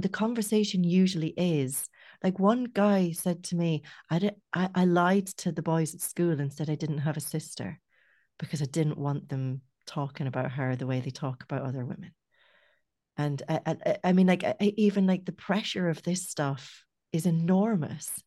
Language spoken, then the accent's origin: English; Scotland, United Kingdom; now in Ireland; I grew up in Scotland